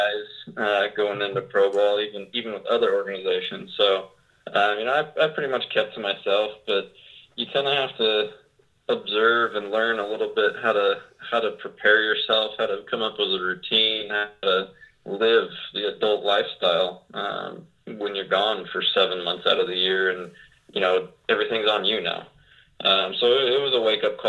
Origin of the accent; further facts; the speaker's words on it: Arizona, United States; also born or lived in Puyallup, Washington; I was born in Puyallup, Washington, and lived just south of Seattle for 6 or 7 years of my life. And then parents moved out to Arizona